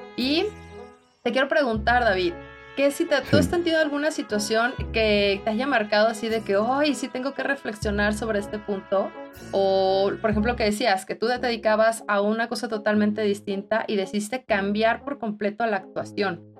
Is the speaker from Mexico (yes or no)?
yes; Mexico